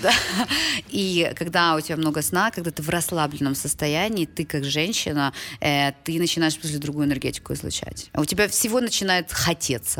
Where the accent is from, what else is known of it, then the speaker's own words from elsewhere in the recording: Ukraine; moved away as an adult; also born or lived in United States; я из Украины